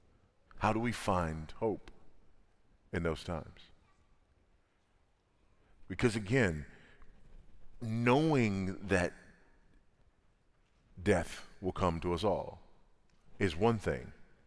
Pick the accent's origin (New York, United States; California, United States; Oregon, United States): California, United States; Los Angeles; I was born and raised in South Central Los Angeles, California, and drug-infested, gang-infested South Central LA.